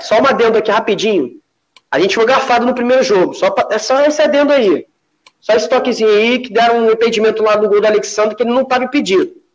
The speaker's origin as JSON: {"language": "Portuguese", "region": "Rio de Janeiro", "country": "Brazil", "tie": "born or raised there", "also_born_or_lived": "Brasília", "said": "Eu não sou daqui do Rio de Janeiro, eu sou de Brasília e vim morar aqui no Rio de Janeiro com quatro anos de idade."}